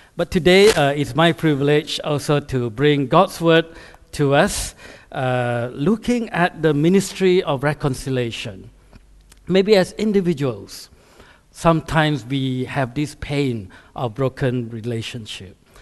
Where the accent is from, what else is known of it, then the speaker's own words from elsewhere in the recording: Malaysia; moved away as an adult; also born or lived in Canada / United States / Singapore; now in United Kingdom; I grew up in Malaysia, which is a Muslim country, uh, as a high school, A levels